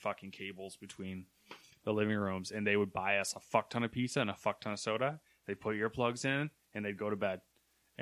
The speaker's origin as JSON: {"language": "English", "town": "Camden", "region": "New York", "country": "United States", "tie": "born or raised there", "said": "And I grew up in Camden"}